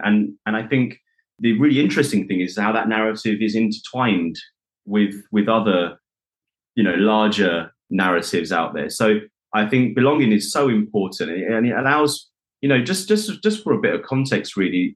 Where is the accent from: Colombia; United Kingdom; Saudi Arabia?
United Kingdom; being a South Asian boy within the UK